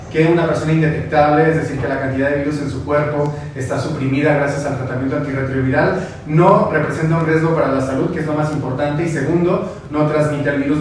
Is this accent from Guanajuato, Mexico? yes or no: yes; Guanajuato, Mexico; moved away; tú y yo somos del estado de Guanajuato